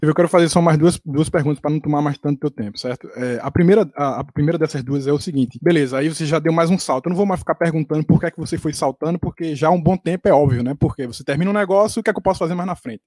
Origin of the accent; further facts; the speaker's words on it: Recife, Pernambuco, Brazil; alguém nascido e criado em Recife